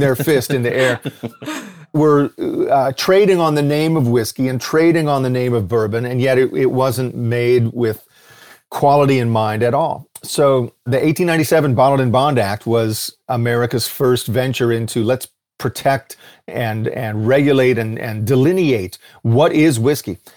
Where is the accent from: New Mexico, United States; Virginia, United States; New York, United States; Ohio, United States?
Ohio, United States; Cincinnati; I grew up in Clifton off of Ludlow Avenue